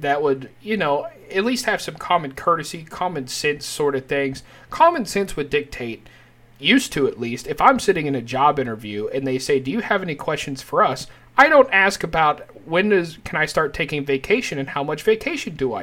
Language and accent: English; United States; people from the United States